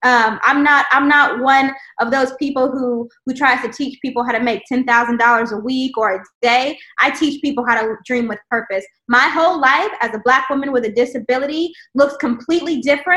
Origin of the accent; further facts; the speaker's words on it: the South, United States; I grew up in the South